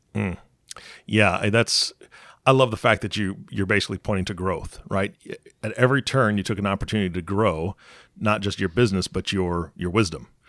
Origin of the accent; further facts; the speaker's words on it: Seattle, Washington, United States; I'm from Seattle